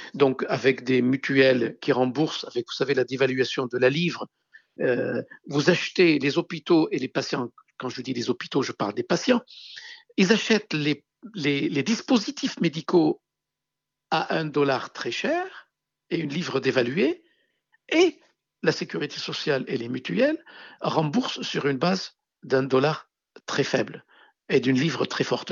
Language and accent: French; Beirut, Beirut Governorate, Lebanon; also born or lived in Hérault, France; now in France; les rues de Beyrouth, ma ville natale